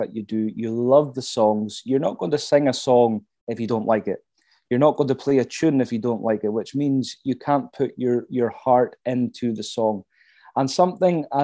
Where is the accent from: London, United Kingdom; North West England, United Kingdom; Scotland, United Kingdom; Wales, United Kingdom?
Scotland, United Kingdom; Caithness; my hometown here in Caithness